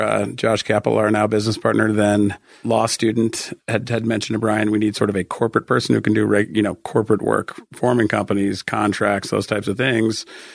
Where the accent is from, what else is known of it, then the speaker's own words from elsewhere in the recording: Denver, Colorado, United States; also born or lived in San Diego / Boulder; I'm actually from Denver, grew up in Denver, lived here my entire life with the exception of a short stint in Southern California, San Diego, where I went to college. I lived in Boulder for 3.5 years, but I consider that pretty much living in Denver